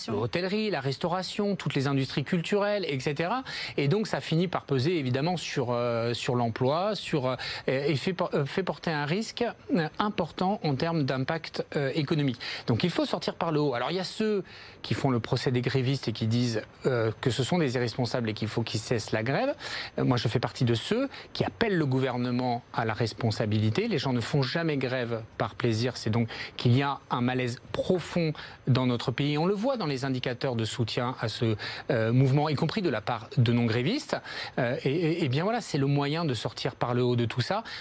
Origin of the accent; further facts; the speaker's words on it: Paris, Île-de-France, France; je suis un Parisien comme vous, un, un, élu de, de Paris